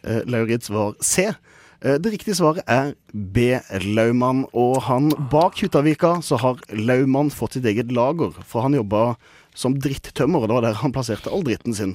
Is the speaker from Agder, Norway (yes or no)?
yes; Kristiansand, Agder, Norway; moved away; mitt eh, gode hjemsted Kristiansand